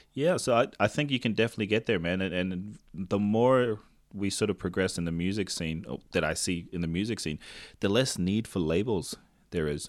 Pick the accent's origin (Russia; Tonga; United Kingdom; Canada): Tonga; first language Tongan; English is a second language; I grew up in Tonga and my Tongan has been less than average